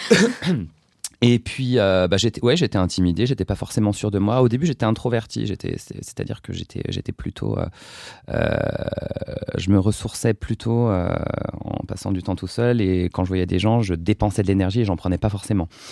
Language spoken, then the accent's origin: French; Brie, Seine-et-Marne, Île-de-France, France; now in Paris, France; j'ai grandi, j'ai été élevé dans une ferme dans l'abri en Seine-et-Marne